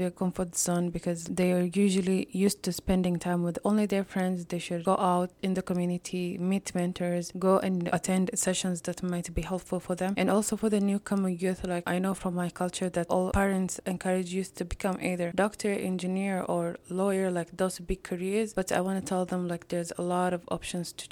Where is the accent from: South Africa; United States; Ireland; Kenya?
Kenya; moved away as an adult; also born or lived in Oshawa, Ontario, Canada; now in Brooks, Canada; I'm originally from Kenya